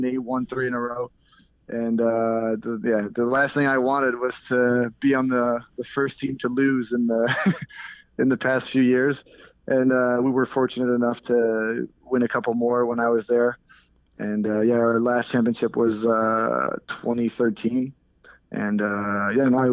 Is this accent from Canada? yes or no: yes; near Montreal, Quebec, Canada; I'm not from Quebec City, but I'm from close to Montreal